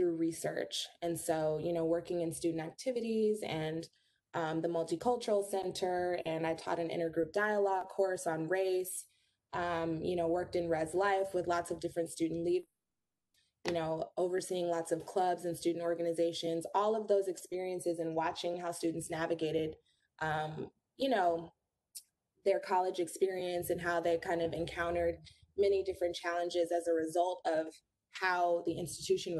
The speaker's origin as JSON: {"language": "English", "town": "Los Angeles", "region": "California", "country": "United States", "tie": "born or raised there", "also_born_or_lived": "New York", "moved": "as an adult", "said": "born and raised in Los Angeles, California"}